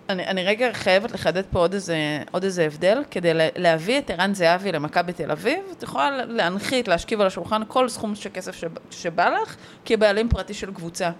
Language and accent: Hebrew; Netanya, Central District, Israel; אני גדלתי בנתניה